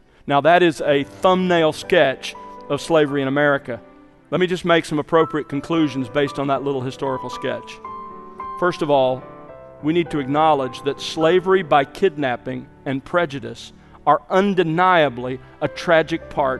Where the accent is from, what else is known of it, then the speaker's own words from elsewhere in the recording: Mobile, Alabama, United States; as a boy growing up in the South, in Mobile, Alabama in the 60s